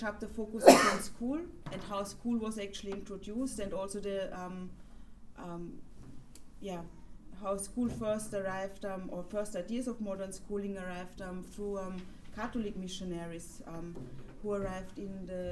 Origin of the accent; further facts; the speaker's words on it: Vienna, Austria; I grew up in Vienna, going to school, from to primary school, moving on to secondary school